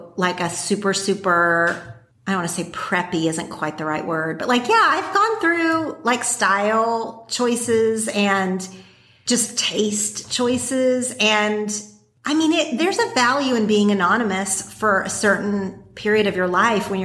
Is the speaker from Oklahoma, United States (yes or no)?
yes; Oklahoma, United States; moved away as an adult; now in Los Angeles, United States; I grew up in Oklahoma